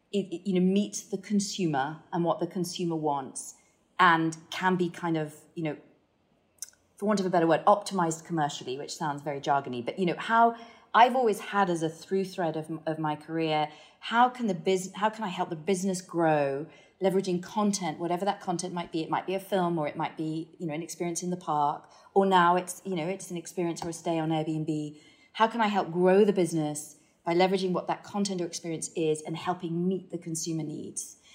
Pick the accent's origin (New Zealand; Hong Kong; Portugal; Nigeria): Hong Kong; I think, I mean, I talked about kind of growing up in Hong Kong um, and, and, and what that did in terms of just just opening your eyes to the fact that you know, cultures are very different